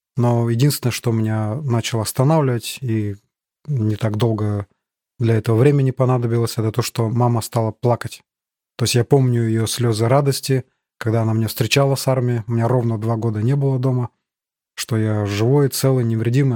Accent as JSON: {"language": "Russian", "town": "Chita", "region": "Zabaykalsky Krai", "country": "Russia", "tie": "born or raised there", "moved": "as an adult", "lives_now": "Germany", "said": "Родился я в Чите, это столица Забайкальского края, Восточная Сибирь"}